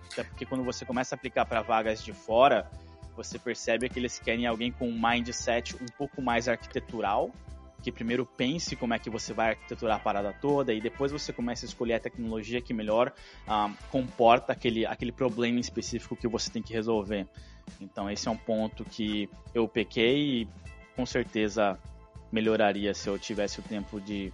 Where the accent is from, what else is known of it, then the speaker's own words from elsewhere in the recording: Brazil; first language Portuguese; moved away as an adult; also born or lived in Canada; now in Ottawa, Canada; como bom brasileiro, eu demorei para aplicar para minha cidadania